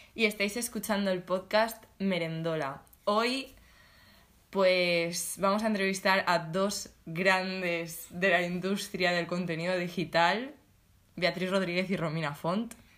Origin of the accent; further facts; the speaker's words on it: Alicante, Valencian Community, Spain; now in Valencia, Spain; Somos de Alicante